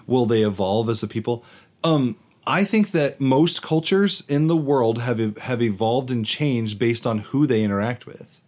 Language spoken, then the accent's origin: English; United States; I am obviously an American